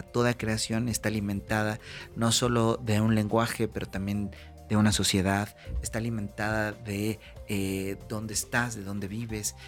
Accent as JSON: {"language": "Spanish", "country": "Mexico"}